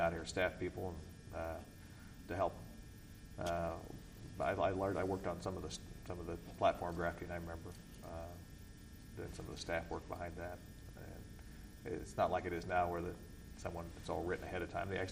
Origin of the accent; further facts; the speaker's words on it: Western Kansas, United States; I grew up in Western Kansas